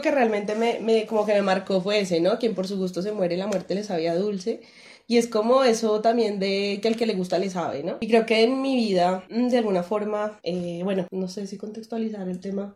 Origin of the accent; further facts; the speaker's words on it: Colombia; como uno como colombiano siempre como que le hablan de los dichos